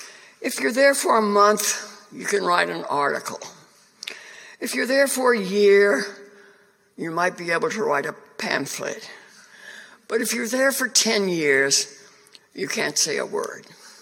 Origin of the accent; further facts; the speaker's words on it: China; born there; I was born in China, not Cuba.